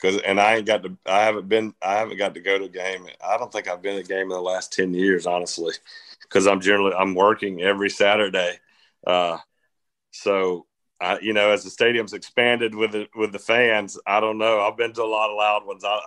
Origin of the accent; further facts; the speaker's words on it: Athens, Georgia, United States; my hometown